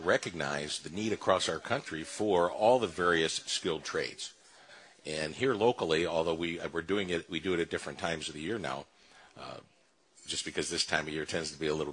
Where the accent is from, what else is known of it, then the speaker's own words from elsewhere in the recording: Shelby Township, Michigan, United States; my old stomping grounds where I grew up in Shelby Township